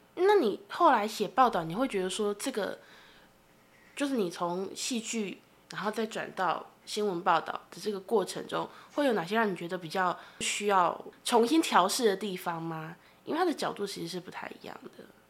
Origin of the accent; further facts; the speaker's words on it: Tainan, Taiwan; now in Taipei, Taiwan; 我也是台南人，然后我现在在台北工作